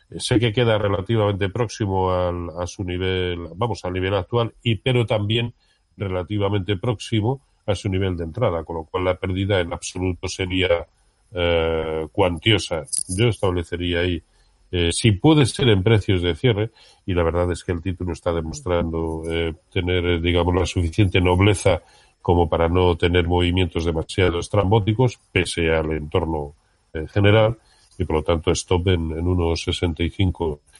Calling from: Zaragoza, Aragon, Spain; Eh, hola, buenos días Roberto … de Zaragoza.

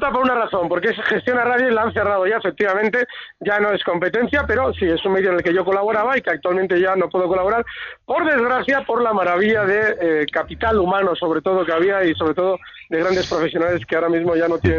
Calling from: Madrid, Community of Madrid, Spain; de Madrid.

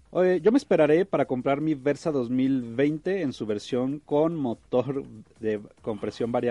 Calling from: Hidalgo, Mexico; Eh, buenos días, es un placer escucharlos desde el estado de Hidalgo.

